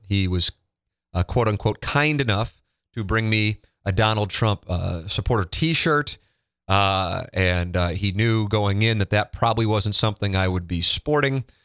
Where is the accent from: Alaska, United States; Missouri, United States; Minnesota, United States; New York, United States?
Missouri, United States; St. Louis; I grew up in South City